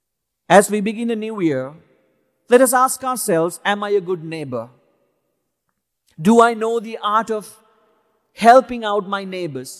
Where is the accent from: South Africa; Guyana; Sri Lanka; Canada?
Sri Lanka; now in United States; where I am from Sri Lanka